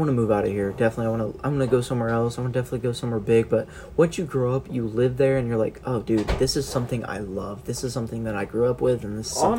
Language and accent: English; central Indiana, United States; We are definitely central Indiana.